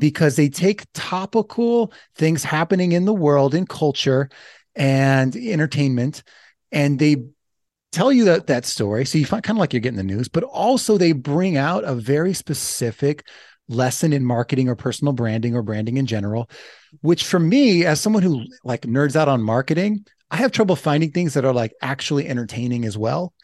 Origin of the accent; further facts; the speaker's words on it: Los Angeles, California, United States; I'm from Los Angeles